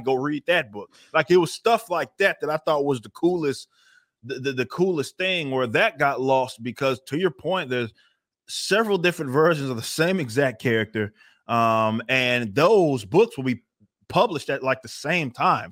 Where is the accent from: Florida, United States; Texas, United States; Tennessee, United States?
Texas, United States; I'm, I'm from Texas